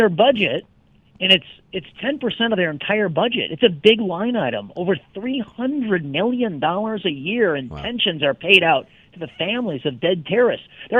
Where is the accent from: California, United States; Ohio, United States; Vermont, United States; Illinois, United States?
Illinois, United States; I'm from Illinois